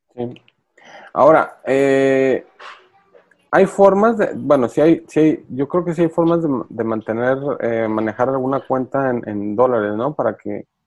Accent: Mexico; como mexicanos

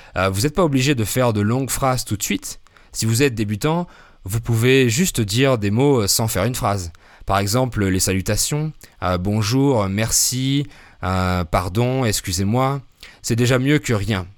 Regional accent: France; now in Querétaro, Mexico; Je suis français, polyglotte

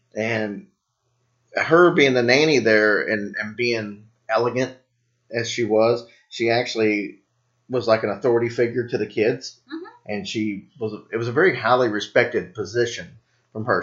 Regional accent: Louisville, Kentucky, United States; my hometown

